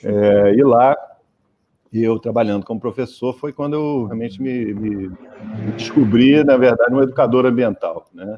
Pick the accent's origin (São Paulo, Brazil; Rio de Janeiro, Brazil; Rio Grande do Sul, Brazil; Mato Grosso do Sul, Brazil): Rio de Janeiro, Brazil; moved away as an adult; also born or lived in Niterói / Nova Friburgo; eu fui criado, eu sou nascido uhum. em Niterói, mas fui criado no Rio de Janeiro